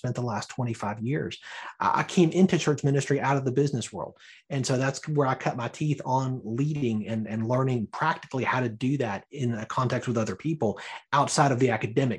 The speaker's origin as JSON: {"language": "English", "town": "Birmingham", "region": "Alabama", "country": "United States", "tie": "born or raised there", "said": "I was born and raised in Birmingham, Alabama"}